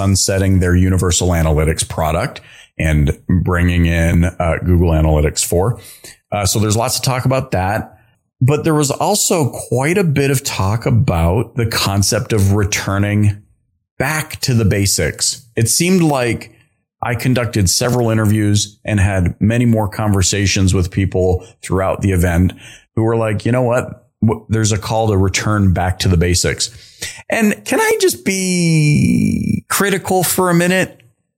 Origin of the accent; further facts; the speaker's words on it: Dallas, Texas, United States; my hometown